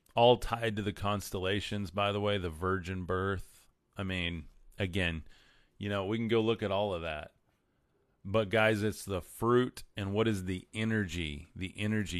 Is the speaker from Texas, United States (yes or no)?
yes; West Texas, United States; I'm from West Texas